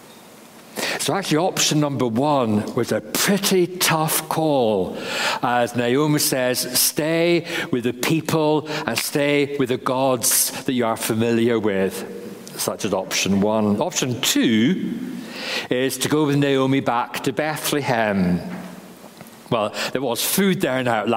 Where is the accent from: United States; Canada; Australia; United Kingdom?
United Kingdom; England; moved away as an adult; also born or lived in Northern Ireland; now in Carrickfergus, United Kingdom; being an Englishman